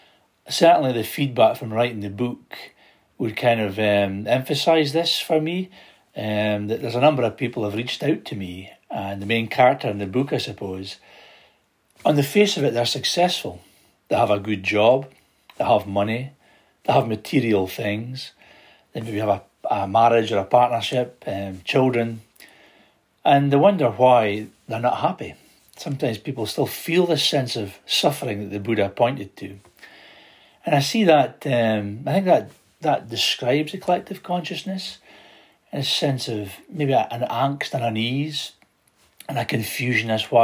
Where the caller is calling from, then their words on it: Scotland, United Kingdom; I'm joining you from Aberdeenshire in northeast Scotland.